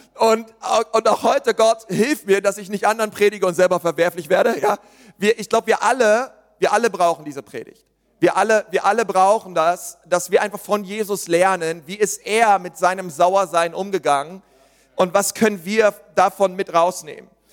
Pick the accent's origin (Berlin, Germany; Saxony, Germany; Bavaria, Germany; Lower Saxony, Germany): Berlin, Germany; ich bin ja Berliner